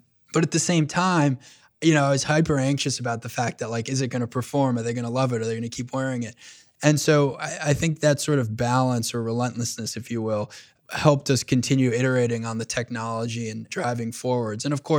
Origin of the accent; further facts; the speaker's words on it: New York, United States; Yeah, I grew up on Long Island. My father immigrated to this country when he was 22 years old from Egypt.